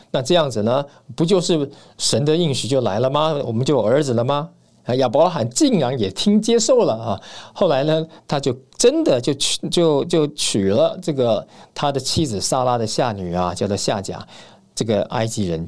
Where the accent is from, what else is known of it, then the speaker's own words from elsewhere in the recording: Taiwan; 在台湾这样的这个小岛上面呢，土生土长的